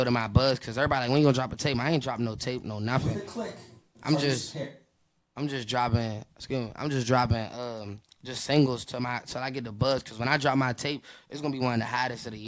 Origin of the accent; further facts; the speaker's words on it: Washington, District of Columbia, United States; I'm from Washington, D.C., Northeast